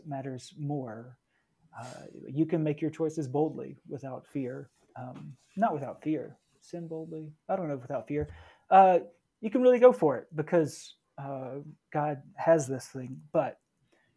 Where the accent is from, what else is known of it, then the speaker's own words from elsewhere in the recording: the Bible Belt, United States; growing up in the Bible Belt